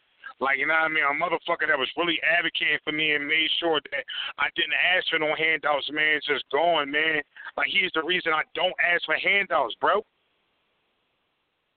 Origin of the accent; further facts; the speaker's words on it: Philadelphia, Pennsylvania, United States; I'm from West Philly